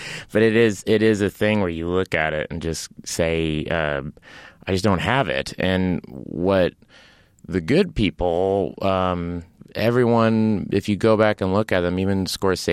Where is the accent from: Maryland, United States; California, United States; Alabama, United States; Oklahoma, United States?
Oklahoma, United States; Tulsa; moved away as an adult; now in Los Angeles, United States; I grew up in Tulsa, Oklahoma.